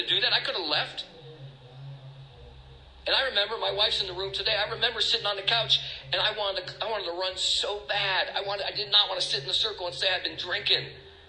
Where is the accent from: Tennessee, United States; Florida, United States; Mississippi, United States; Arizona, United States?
Arizona, United States; Tucson; now in Maine, United States; I'm from Tucson, Arizona, California. My wife was from Maine.